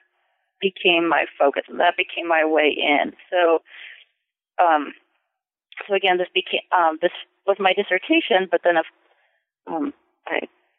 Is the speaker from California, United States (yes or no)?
yes; San Francisco Bay Area, California, United States; moved away as an adult; also born or lived in Massachusetts; I grew up in the San Francisco Bay Area